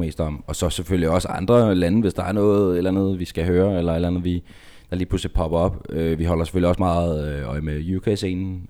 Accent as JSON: {"language": "Danish", "country": "Denmark", "said": "Vi er danskere"}